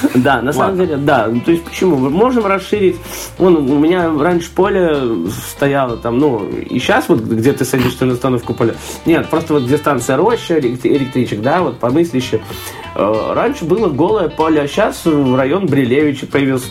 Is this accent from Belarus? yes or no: yes; Belarus